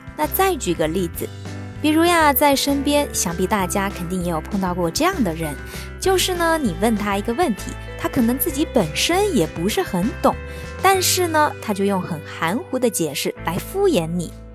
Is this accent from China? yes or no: yes; China; 对于我们中国人来说呢，看到的意思可能往往跟它表达的意思是不太相同的